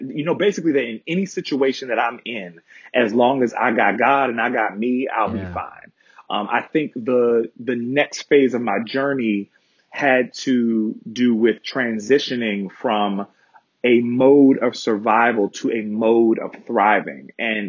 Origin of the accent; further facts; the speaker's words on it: Baltimore, Maryland, United States; oftentimes when I meet people and I tell them I'm from Baltimore, they say congratulations on making it out.